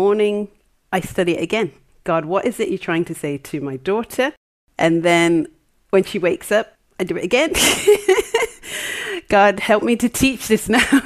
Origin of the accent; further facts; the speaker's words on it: Jamaica; now in Wales, United Kingdom; we're Jamaican